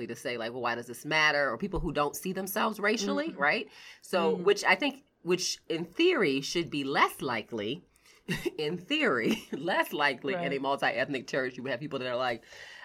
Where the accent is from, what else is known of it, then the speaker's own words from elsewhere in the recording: United States; also born or lived in New York; my husband and I were the only Americans at this church